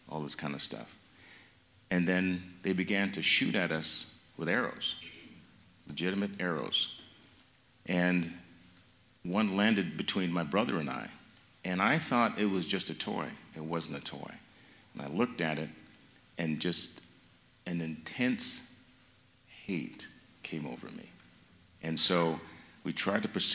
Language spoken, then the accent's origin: English; Mountain Home, Idaho, United States; Growing up in Idaho